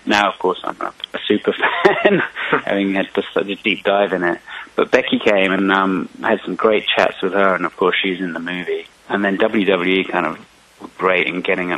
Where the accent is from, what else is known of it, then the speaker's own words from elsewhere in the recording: England, United Kingdom; I'm from I'm from England, so I, I even put some Easter eggs for my um, childhood British wrestling ah. icons in there